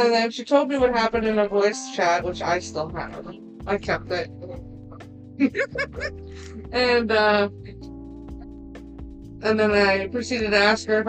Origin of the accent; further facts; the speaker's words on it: Florida, United States; moved away; from where I was born and raised in Florida